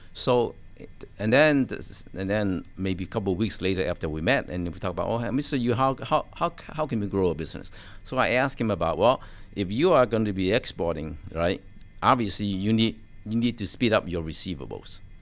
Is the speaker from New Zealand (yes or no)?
no; Hong Kong; now in United States; I was born in Hong Kong